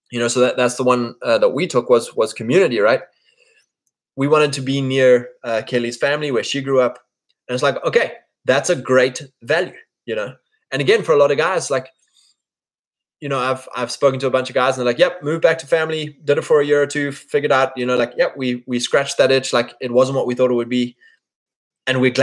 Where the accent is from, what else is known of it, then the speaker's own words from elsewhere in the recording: KwaZulu-Natal, South Africa; You know, me, I grew up in the Drakensberg Mountains yes, it's beautiful